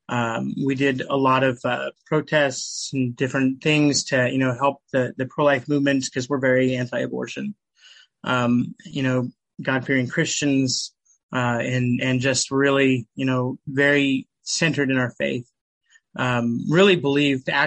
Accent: Nampa, Idaho, United States; I'm from Nampa, Idaho. Grew up in Idaho. I was actually born and raised in Idaho.

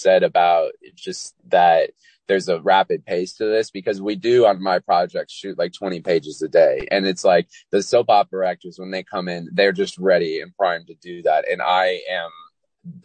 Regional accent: California, United States; also born or lived in Walnut Creek, California / San Diego / Folsom / Danville; I was born in Walnut Creek, California, and I grew up all over California

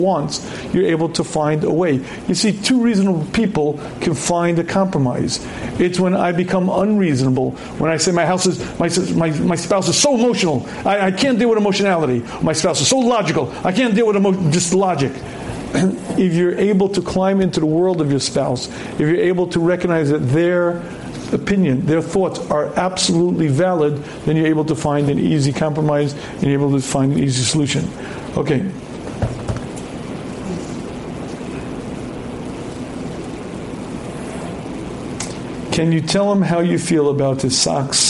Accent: New York City, New York, United States; I was born in Queens.

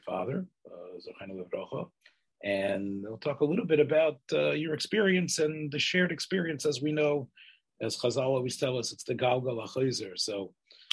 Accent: Memphis, Tennessee, United States; I grew up in Memphis

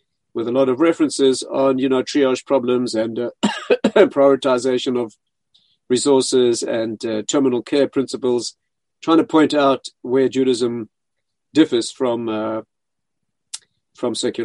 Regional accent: South Africa; moved away; I was raised in South Africa, where I studied medicine

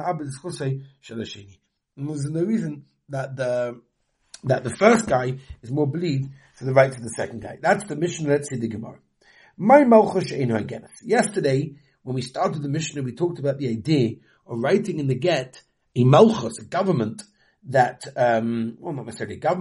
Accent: England, United Kingdom; moved away; I'm from England

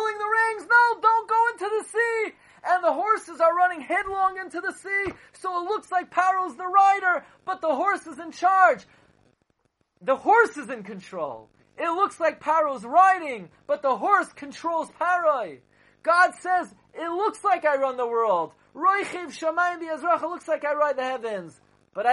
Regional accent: New York City, New York, United States; also born or lived in Boro Park, New York / Kew Gardens Hills, New York; growing up in Flatbush, and even in Bar Park I never saw things like that. And even I lived in Kew Garden Hills

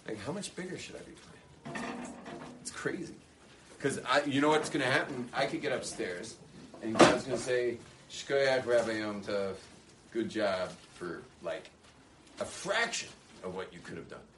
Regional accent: California, United States; moved away; I was obviously born in California, but what am I still doing being so Californian?

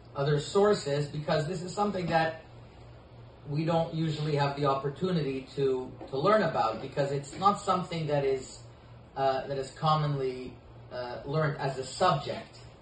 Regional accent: Côte Saint-Luc, Quebec, Canada; also born or lived in Saint-Laurent; When I grew up in uh, Saint Luc

